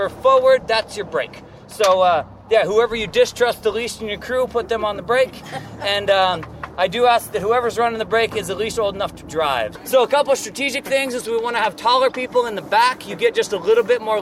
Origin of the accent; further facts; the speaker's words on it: Baker City, Oregon, United States; also born or lived in Newport, Oregon / Taiwan; originally, I'm from Newport, Oregon, but really Baker City, Oregon. We moved over there when I was pretty little